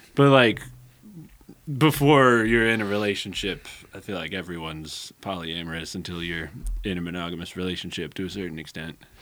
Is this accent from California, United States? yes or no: yes; Santa Rosa, California, United States; moved away as an adult; also born or lived in San Jose, California; now in Eugene, United States; I grew up in Santa Rosa, which is a, a little bit bigger than Eugene